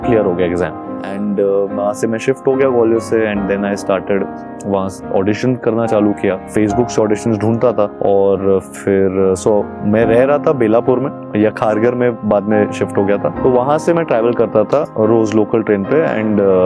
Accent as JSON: {"language": "Hindi", "town": "Gwalior", "region": "Madhya Pradesh", "country": "India", "also_born_or_lived": "Navi Mumbai", "moved": "as an adult", "lives_now": "Mumbai, India", "said": "मैं ग्वालियर से हूँ तो ग्वालियर से मुंबई आना मेरे लिए सबसे"}